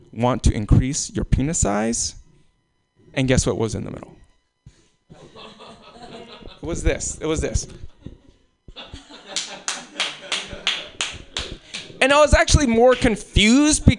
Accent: Alaska, United States; also born or lived in Anchorage, Alaska; being in Alaska, being born in Alaska

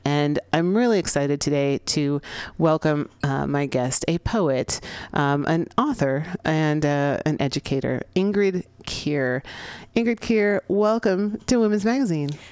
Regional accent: San Francisco, California, United States; here in San Francisco, here in the Mission District of my hometown.

